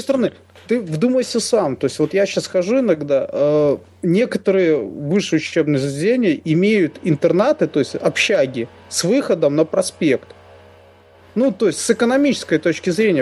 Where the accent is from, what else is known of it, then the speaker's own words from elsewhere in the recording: Minsk, Belarus; мы коренные минчане